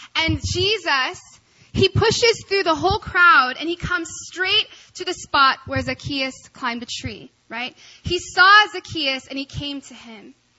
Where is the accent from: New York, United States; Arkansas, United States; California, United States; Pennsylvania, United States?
Arkansas, United States; I grew up in Arkansas